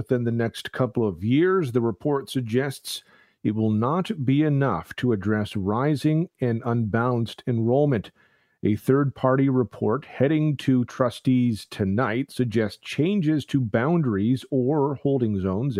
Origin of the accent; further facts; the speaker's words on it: Toronto, Ontario, Canada; now in London, Canada; All this gives me kind of flashbacks to my days growing up in Toronto.